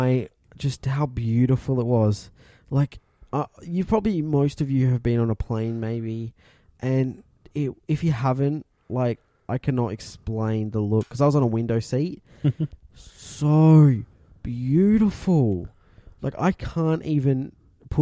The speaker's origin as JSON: {"language": "English", "region": "South Australia", "country": "Australia", "tie": "born or raised there", "also_born_or_lived": "Victoria", "said": "I don't remember being outside of South Australia"}